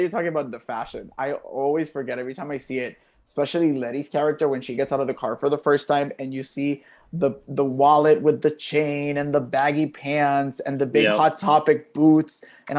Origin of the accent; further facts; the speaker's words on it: Puerto Rico; I mean, I'm from originally from Puerto Rico. Of course, I have a huge wardrobe and tank tops.